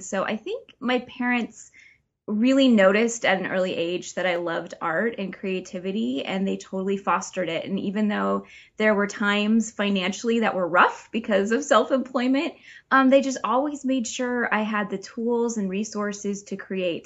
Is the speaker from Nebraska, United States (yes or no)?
no; Oregon coast, United States; also born or lived in California; we moved back to my hometown on the Oregon coast